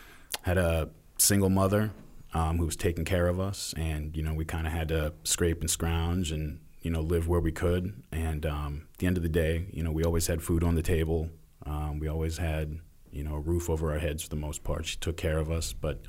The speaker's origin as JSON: {"language": "English", "town": "Stockton", "region": "California", "country": "United States", "tie": "born there", "said": "I came from all over. I was born in Stockton, California."}